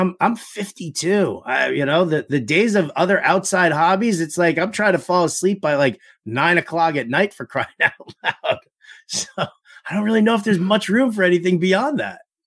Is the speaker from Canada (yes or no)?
no; New York City, New York, United States; I grew up in New York City